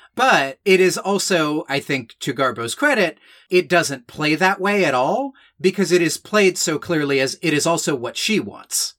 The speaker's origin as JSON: {"language": "English", "area": "Newt Gingrich's district", "region": "Georgia", "country": "United States", "tie": "born or raised there", "said": "I was, like, twelve and growing up in New Gingrich's district"}